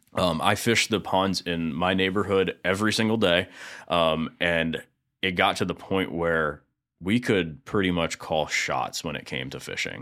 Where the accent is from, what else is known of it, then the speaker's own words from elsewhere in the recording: East Lake, Florida, United States; I grew up in East Lake, more, a little more specifically in Woodfield, which is, um, right next to Eastlake High School and Brooker Creek